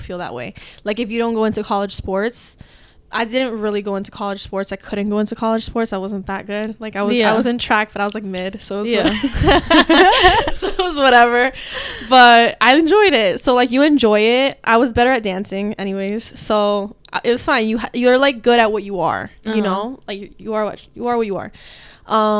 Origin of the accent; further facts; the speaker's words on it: Hudson County, New Jersey, United States; I'm from Hudson County. I grew up in this area.